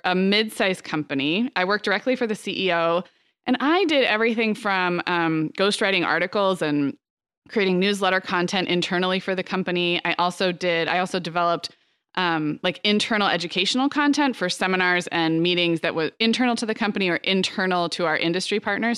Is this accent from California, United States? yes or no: yes; Santa Barbara, California, United States; growing up in Santa Barbara